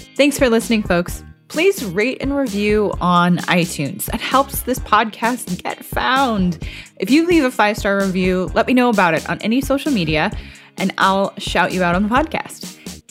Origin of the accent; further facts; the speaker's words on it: California, United States; moved away; I'm thousands of miles away from my home state, which is California